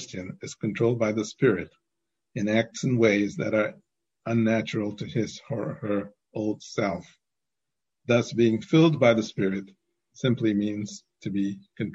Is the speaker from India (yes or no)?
yes; India; growing up in India